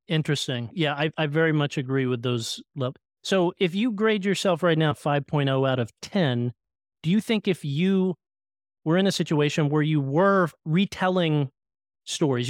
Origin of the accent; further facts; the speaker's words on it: Oklahoma, United States; I grew up in Oklahoma